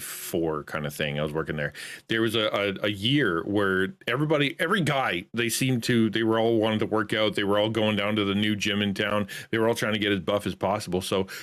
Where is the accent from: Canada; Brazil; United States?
Canada; I'm Canadian